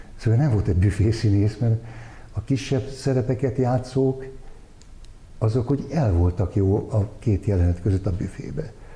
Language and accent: Hungarian; Budapest, Hungary; én újpesti gyerek lévén, hát mi, mi utcán nőttünk fel